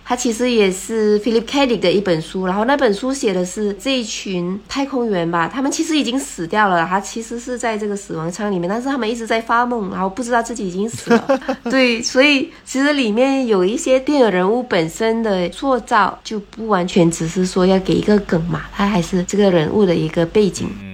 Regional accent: Malaysia; first language Hokkien; Chinese is a second language; 我是马来西亚人没错，但是我不是马来人

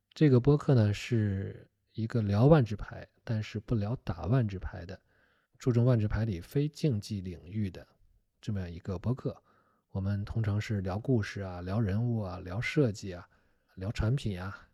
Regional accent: Shandong, China; 我是山东人

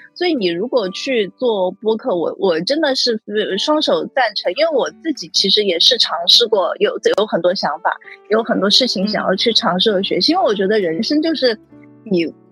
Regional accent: China; 我们中国人

